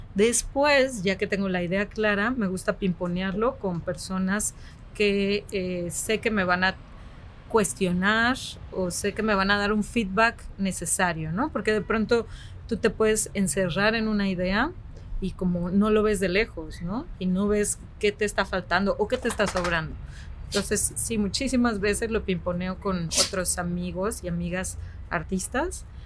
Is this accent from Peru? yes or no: no; Mexico; also born or lived in Guadalajara; soy una mujer mexicana que vive en Guadalajara